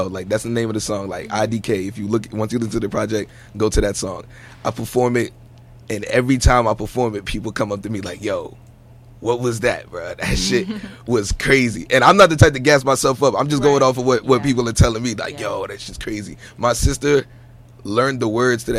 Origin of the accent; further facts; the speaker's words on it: East Orange, New Jersey, United States; I'm from East Orange, New Jersey, better known as Ill Town to the locals around there